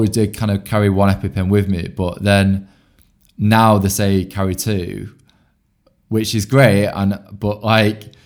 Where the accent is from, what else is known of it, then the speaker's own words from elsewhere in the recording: Bolton, North West England, United Kingdom; I'm originally from Bolton